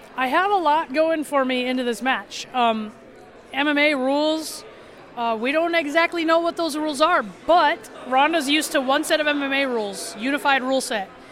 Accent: South Dakota, United States; I'm from South Dakota

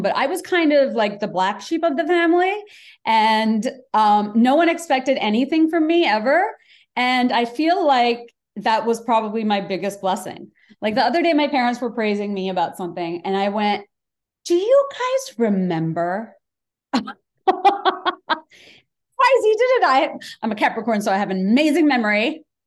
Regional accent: Bangladesh; English is a second language; now in United States; I grew up in Bangladesh, I spoke Bangla, went to the American school, learned English

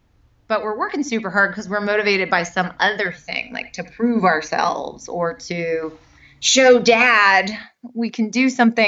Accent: Bay Area, California, United States; I'm from the Bay Area.

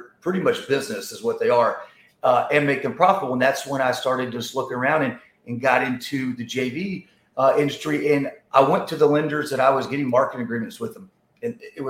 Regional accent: Atlanta, Georgia, United States; also born or lived in Dallas; I'm from Atlanta, Georgia

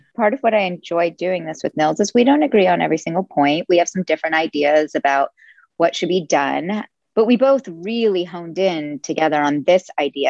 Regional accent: Silicon Valley, California, United States; I grew up in the Silicon Valley

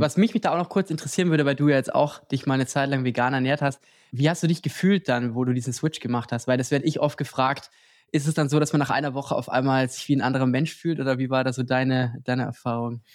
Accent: Lower Bavaria, Germany; moved away; Ich komme ja auch ursprünglich aus Niederbayern

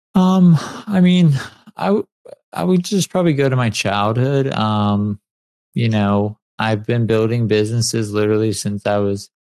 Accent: San Clemente, California, United States; I grew up in San Clemente, and it's a beach town

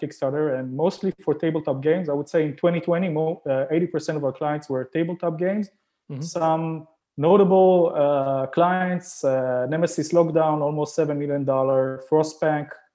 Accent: Israel; moved away as an adult; now in Canada; I'm originally from Israel

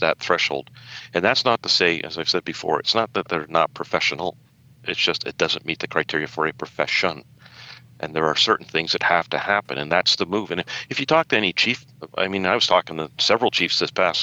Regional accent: Windsor, Ontario, Canada; also born or lived in London, Ontario; I grew up in Windsor

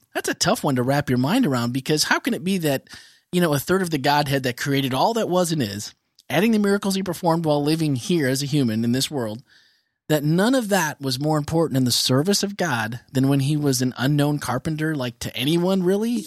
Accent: Midwest, United States; growing up in the Midwest

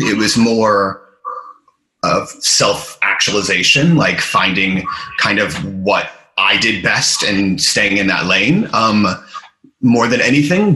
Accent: United States; moved away as an adult; now in London, United Kingdom; I'm obviously American, but I've been in London for over 10 years now.

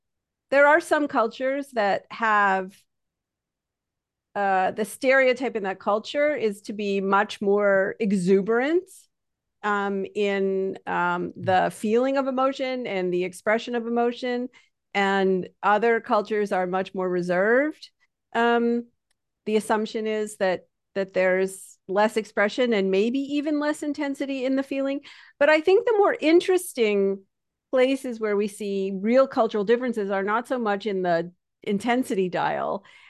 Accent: Canada; because I'm Canadian, but anybody who talks to me will think I'm from New York.

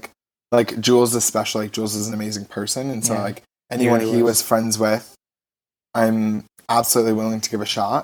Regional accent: Las Vegas, Nevada, United States; moved away as an adult; now in Los Angeles, United States; I grew up in Vegas, born and raised

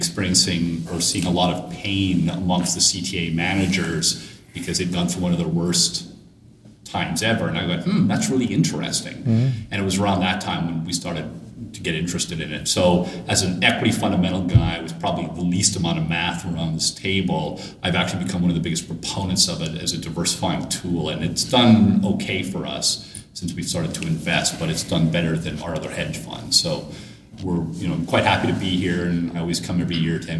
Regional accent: Canada; now in United States; Well, yes, being a Canadian citizen, living in Florida has always been a dream, most Canadians.

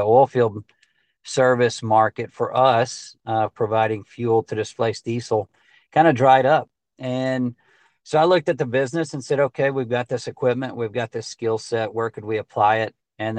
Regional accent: Texas, United States; they might have a system in Georgia or Alabama or Oklahoma that needed this type of service, even though we're from Texas.

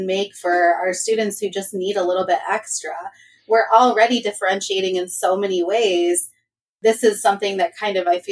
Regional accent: Michigan, United States; I am from Michigan

